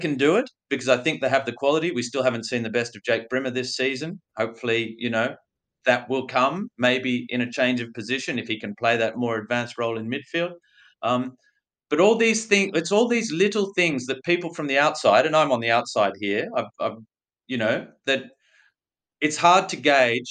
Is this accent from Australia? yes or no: yes; Australia; moved away as an adult; also born or lived in Europe; I'm Australian, even though I've spent most of my adult life overseas